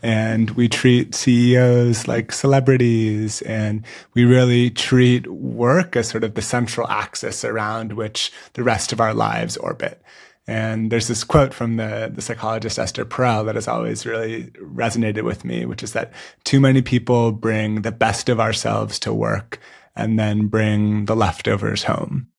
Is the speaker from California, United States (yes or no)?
yes; San Francisco, California, United States; the San Francisco Giants, my hometown baseball team